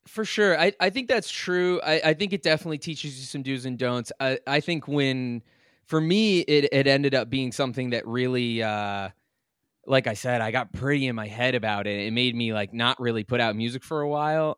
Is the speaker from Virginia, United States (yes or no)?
yes; Lovettsville, Virginia, United States; I grew up in this really tiny town called Lovettsville